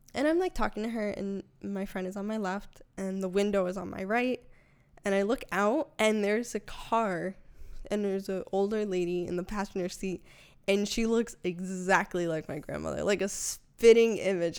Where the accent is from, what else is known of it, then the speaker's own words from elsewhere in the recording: Connecticut, United States; moved away; also born or lived in New York; I'm originally from Connecticut